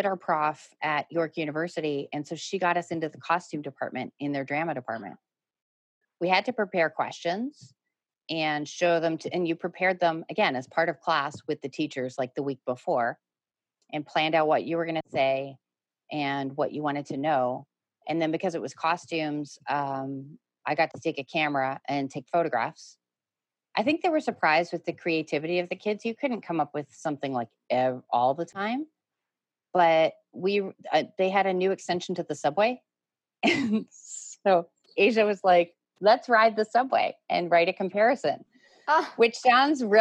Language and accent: English; Toronto, Ontario, Canada; also born or lived in United States; I'm a grade 7 student in Toronto